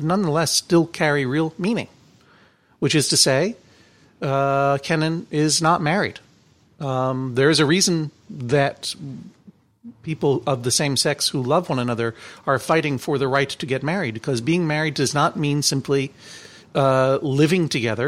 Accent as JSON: {"language": "English", "town": "Brookline", "region": "Massachusetts", "country": "United States", "tie": "born or raised there", "said": "growing up in Brookline, Massachusetts, where all the cool boys kissed boys"}